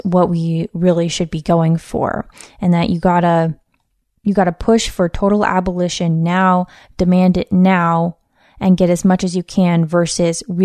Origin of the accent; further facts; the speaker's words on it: West Coast, United States; a mother, author, and cultural commentator born and raised on the West Coast